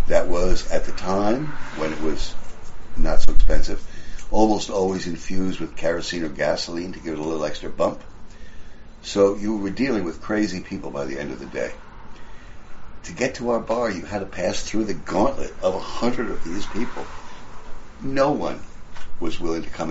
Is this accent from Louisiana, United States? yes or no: no; New York City, New York, United States; also born or lived in Peru; from New York City